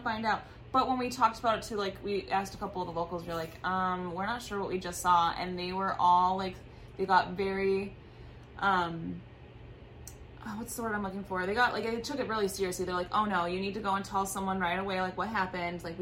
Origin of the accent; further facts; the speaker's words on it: Wisconsin, United States; I'm from Wisconsin